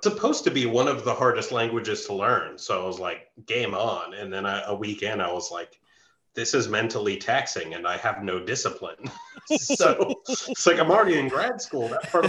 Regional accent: United States; I'm not going to do French because I have dignity and I'm an American

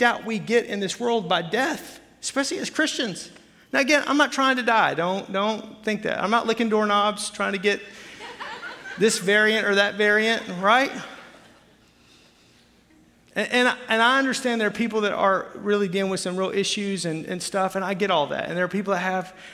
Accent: Arkansas, United States; moved away as an adult; now in Wisconsin, United States; where I grew up in Arkansas

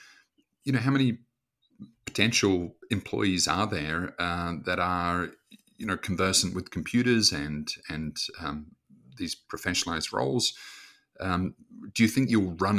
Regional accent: New Zealand; growing up in New Zealand

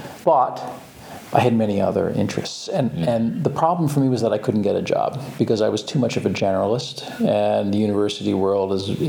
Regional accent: Boston, Massachusetts, United States; Boston, Massachusetts.

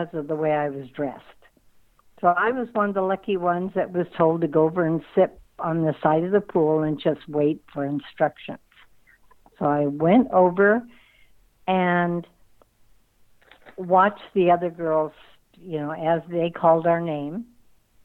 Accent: Tustin, California, United States; I grew up in Tustin, and Anaheim was only like 10, 15 minutes away by car

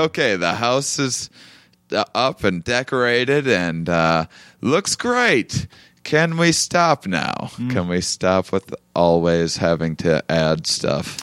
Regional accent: La Crosse, Wisconsin, United States; also born or lived in Austin, Texas; now in Los Angeles, United States; I'm from Wisconsin, yeah, so from Lacrosse, so I'm from you know two and a half hours from here

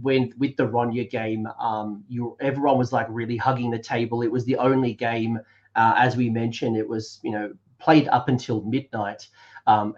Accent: Australia; as an Australian

